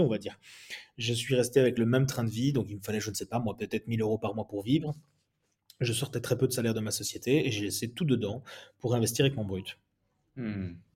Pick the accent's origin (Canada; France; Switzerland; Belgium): Belgium; moi je suis belge